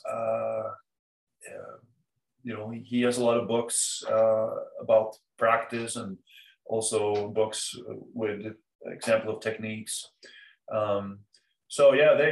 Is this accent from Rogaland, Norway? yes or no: no; Oslo, Norway; moved away as an adult; also born or lived in Cambridge, Massachusetts, United States; now in Southern Maine, United States; My hometown.